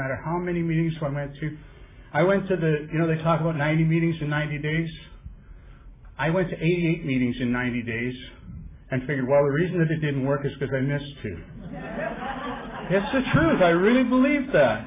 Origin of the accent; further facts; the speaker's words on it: Vancouver, British Columbia, Canada; I come from Vancouver, Canada